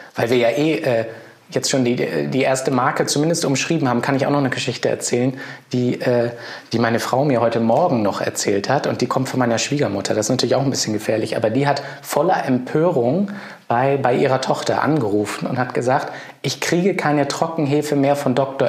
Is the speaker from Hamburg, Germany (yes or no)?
yes; Hamburg, Germany; moved away; Ich bin ja auch Hamburger, geborener sogar, war zwischendrin zwar mal weg, aber bin jetzt auch wieder da.